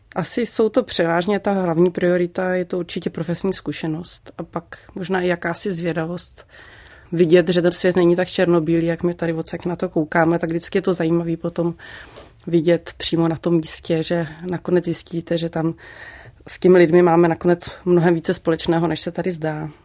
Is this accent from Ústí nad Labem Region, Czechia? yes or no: no; Liberec Region, Czechia; also born or lived in Prague; ačkoliv jsem se narodila v Praze, tak tady ten kraj jsem vždycky považovala za svůj domov